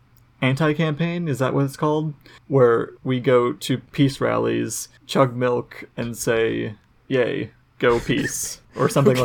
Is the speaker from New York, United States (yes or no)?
no; Wisconsin, United States; growing up in Wisconsin.